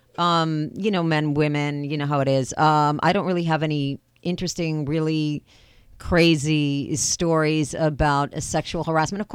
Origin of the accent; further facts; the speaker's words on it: New York City, New York, United States; I'm from Queens, you know, I'm Greek